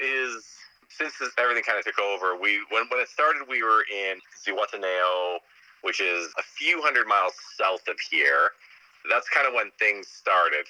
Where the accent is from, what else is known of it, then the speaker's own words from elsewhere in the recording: Canada; moved away as an adult; also born or lived in British Columbia / San Francisco; I grew up boating in in Canadian lakes